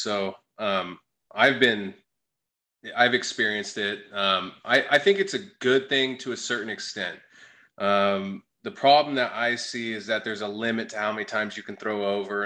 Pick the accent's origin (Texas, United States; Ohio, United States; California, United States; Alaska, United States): California, United States; Sacramento; now in Phoenix, United States; I'm from Sacramento